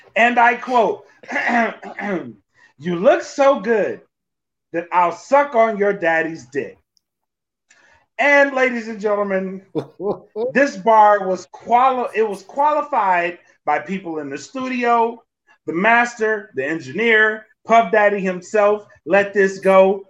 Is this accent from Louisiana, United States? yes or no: yes; Louisiana, United States; I'm from Louisiana.